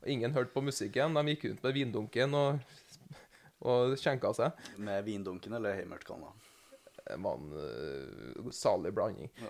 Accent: Namsos, Trøndelag, Norway; Jeg kommer fra Namsos med tog først. Jeg er namsosing.

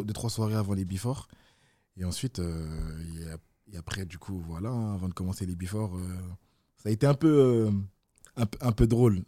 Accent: Villefontaine, Auvergne-Rhône-Alpes, France; also born or lived in Besançon; je viens de Villefontaine, mais avant ça, je suis né à Besançon.

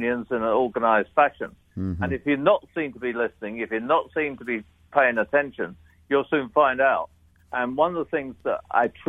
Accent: United Kingdom; as a Brit, I'm naturally self-deprecating.

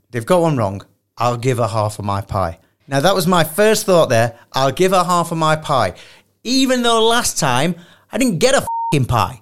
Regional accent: Sheffield, Yorkshire and the Humber, United Kingdom; I'm from Sheffield

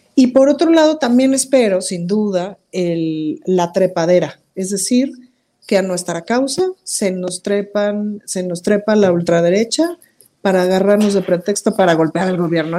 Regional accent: Mexico; soy mexicana

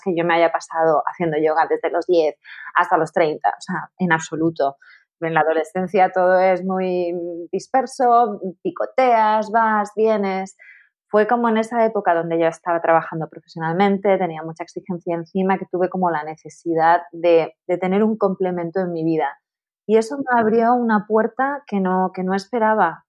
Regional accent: Tenerife, Canary Islands, Spain; moved away as an adult; also born or lived in Madrid; me mudé a Madrid porque yo soy de Tenerife

